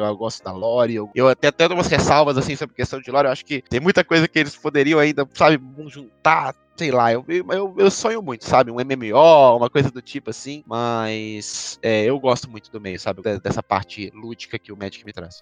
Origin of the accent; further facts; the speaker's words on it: Belo Horizonte, Minas Gerais, Brazil; moved away as an adult; now in São Paulo, Brazil; eu nasci em Belo Horizonte, né? É, Minas Gerais. E eu moro em São Paulo há cinco anos